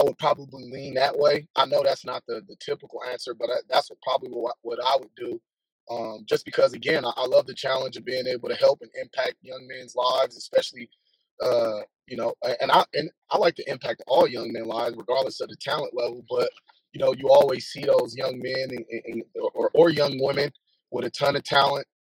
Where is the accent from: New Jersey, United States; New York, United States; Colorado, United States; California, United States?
California, United States; Oakland; also born or lived in Alameda, California / San Jose, California; we moved to a city that was nearby my hometown in Oakland